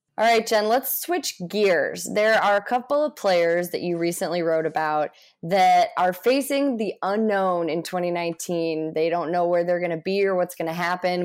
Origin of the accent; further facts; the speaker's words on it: St. Louis, Missouri, United States; I grew up in Saint Louis